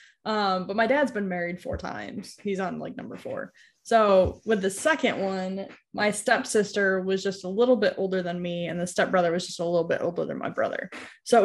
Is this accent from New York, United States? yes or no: yes; New York, United States; near where I grew up in New York